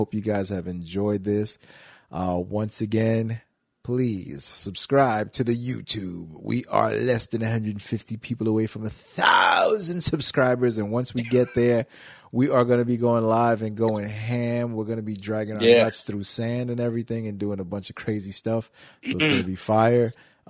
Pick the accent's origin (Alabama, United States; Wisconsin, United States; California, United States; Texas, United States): Wisconsin, United States; Just because I'm from Wisconsin, don't mean I like cheese like that.